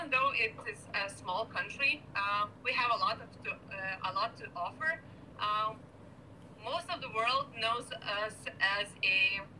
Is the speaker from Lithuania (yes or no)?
yes; Kaunas, Kaunas County, Lithuania; now in Vilnius, Lithuania; I'm living in my, uh, in the capital of Lithuania, in Vilnius, and my hometown is the second biggest uh, town in in Lithuania, Kaunas.